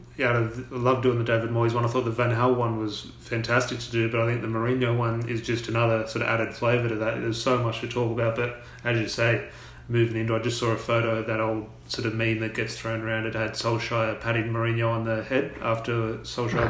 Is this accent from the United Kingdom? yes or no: no; Australia; we're Australian